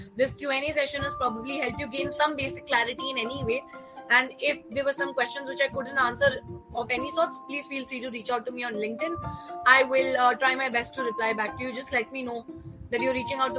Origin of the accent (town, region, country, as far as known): India